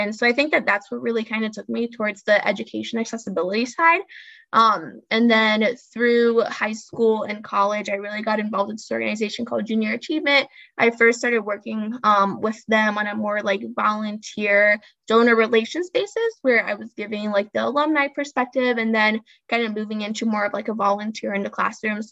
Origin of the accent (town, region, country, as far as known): Peoria, Illinois, United States; born or raised there; also born or lived in Brazil; now in Chicago, United States